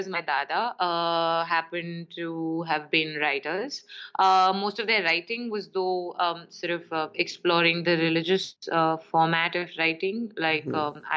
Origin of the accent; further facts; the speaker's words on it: New Delhi, Delhi, India; I was born right here in the capital, and I mean, sometimes that sounds wrong because technically, as much as I like to call myself someone who is born and brought up in Delhi, I was actually raised on the IIT Delhi campus